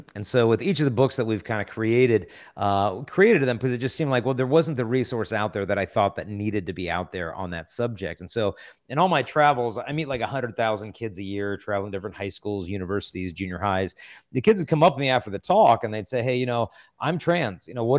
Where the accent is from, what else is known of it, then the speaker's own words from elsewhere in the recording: San Diego, California, United States; I'm from San Diego, so it's all good.